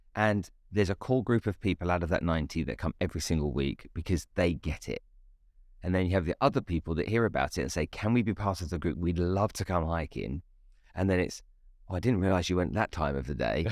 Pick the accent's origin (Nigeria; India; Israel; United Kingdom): Nigeria; I grew up in Nigeria in West Africa